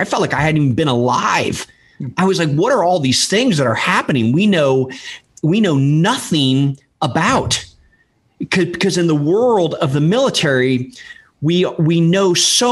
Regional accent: Washington, District of Columbia, United States; moved away as an adult; now in Texas, United States; I'm from Washington, D.C.

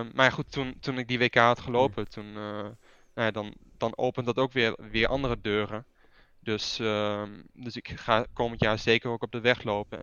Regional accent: Netherlands; moved away as an adult; now in Italy; toen ik opgroeide in Nederland

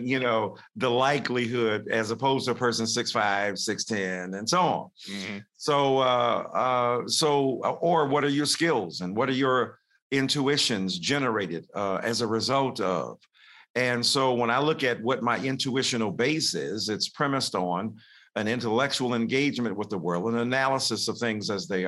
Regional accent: Detroit, Michigan, United States; I'm in a segregated school, even though I'm living up north in Detroit

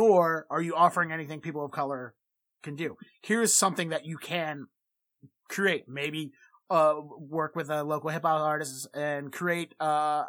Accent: Baltimore, Maryland, United States; now in Boston, United States; I grew up in Baltimore

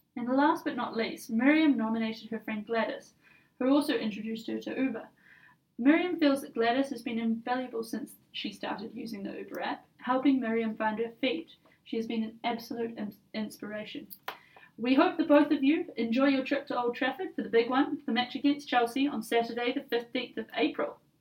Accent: New Zealand; now in London, United Kingdom; I'm originally from New Zealand

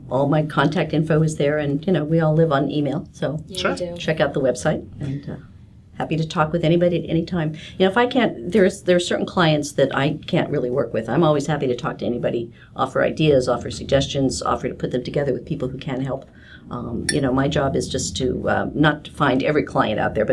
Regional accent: Kansas, United States; But I come from Kansas, which even though it's a much bigger state geographically, it's also the same kind of you know small networking state

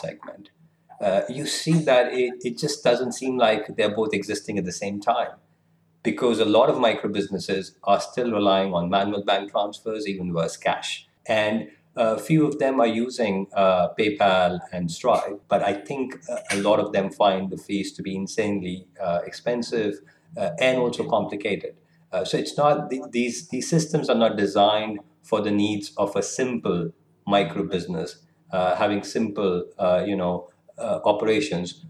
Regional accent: Kolkata, West Bengal, India; moved away as an adult; also born or lived in Lucknow, India; now in London, United Kingdom; I, I, was born and brought up in Kolkata, but still, you know, part of the same community and culture, and, and then moved around India a little bit.

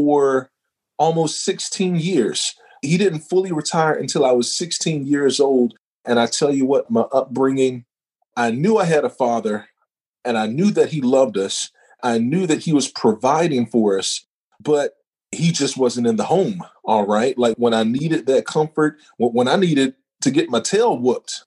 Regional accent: North Carolina, United States; also born or lived in Baltimore / St. Louis; born and raised in North Carolina.

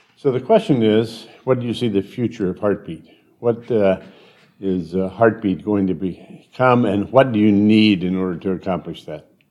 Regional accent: United States; I'm an American

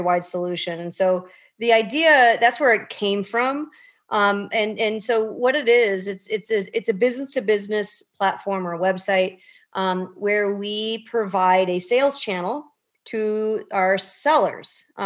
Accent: Chicago, Illinois, United States; I'm born and raised in the Chicagoland area.

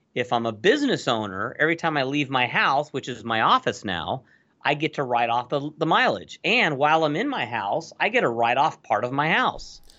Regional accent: Los Angeles, California, United States; I grew up in Los Angeles in the eighties. So I was a Valley dude. I actually grew up in the San Fernando Valley.

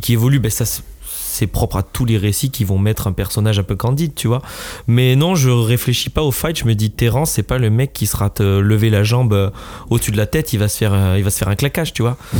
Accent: France; Je suis un Français

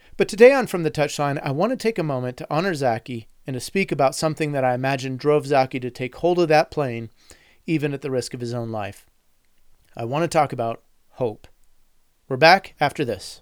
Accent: United States; as an American

